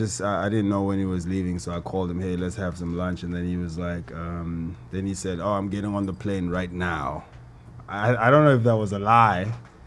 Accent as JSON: {"language": "English", "town": "Cape Town", "region": "Western Cape", "country": "South Africa", "tie": "born or raised there", "moved": "yes", "lives_now": "Johannesburg, South Africa", "said": "I live in Johannesburg, but I grew up in Cape Town."}